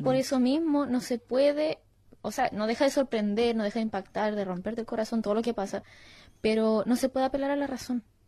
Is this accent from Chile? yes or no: yes; Chile; now in Australia; siendo latina, chilena y con todo el contexto encima, llegar acá a Australia